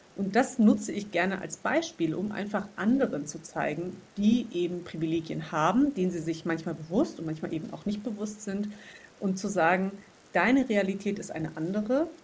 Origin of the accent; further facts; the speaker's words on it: Hesse, Germany; wo ich herkomme, also eben aus Hessen